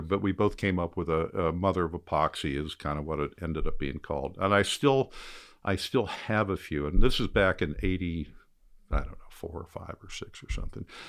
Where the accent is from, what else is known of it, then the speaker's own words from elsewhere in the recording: Ohio, United States; now in Florida Keys, United States; I grew up in Ohio